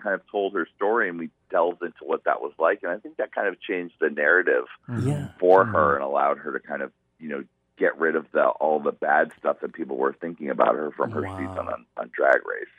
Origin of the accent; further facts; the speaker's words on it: Chicago, Illinois, United States; I'm from Chicago.